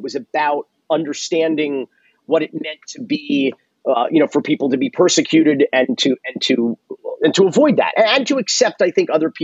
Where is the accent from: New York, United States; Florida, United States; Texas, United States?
Florida, United States; Miami; I was born Jewish in Miami. I suppose I was raised Jewish